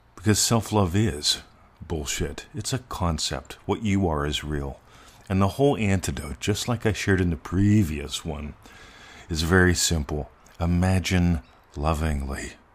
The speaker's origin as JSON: {"language": "English", "country": "United States", "moved": "as an adult", "lives_now": "Australia", "said": "being an American semi-expat and an Australian resident"}